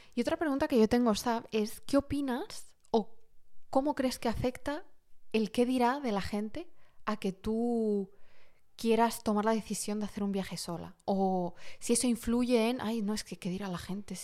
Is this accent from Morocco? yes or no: yes; Morocco; moved away; yo soy de origen marroquí